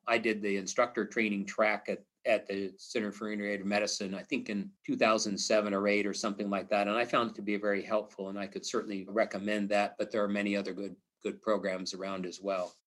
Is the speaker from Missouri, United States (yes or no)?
yes; Missouri, United States; I'm from Missouri, it's the show me state